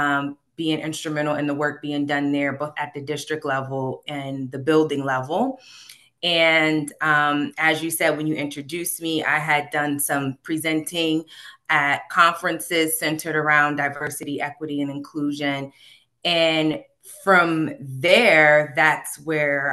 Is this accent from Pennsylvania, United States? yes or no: yes; Harrisburg, Pennsylvania, United States; moved away as an adult; now in King of Prussia, United States; I am born and raised in Harrisburg, Pennsylvania, Central PA